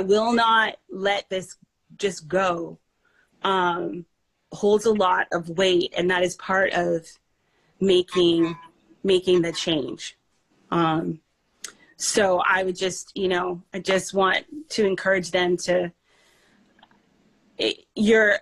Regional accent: Canada; also born or lived in Belize; now in United States; we grew up in Canada, spent our childhood there

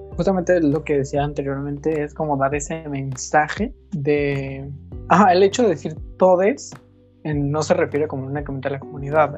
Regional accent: Mexico; vivo en este país y soy orgullosamente mexicana

